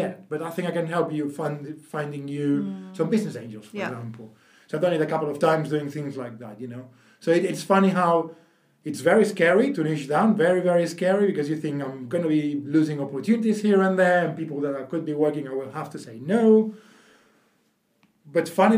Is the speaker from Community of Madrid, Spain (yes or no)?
no; Barcelona, Catalonia, Spain; moved away; I'm from Barcelona originally, so speak decent Spanish